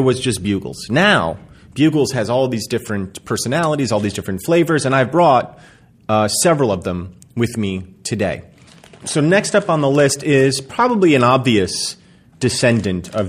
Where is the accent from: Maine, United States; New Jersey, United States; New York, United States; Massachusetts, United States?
New Jersey, United States; Hillsborough; it was in my hometown of Hillsborough, New Jersey